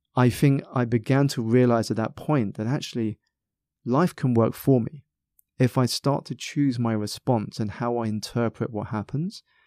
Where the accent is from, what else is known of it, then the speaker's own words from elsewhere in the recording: South East England, United Kingdom; I was born in Southeast England, um, very much part of a minority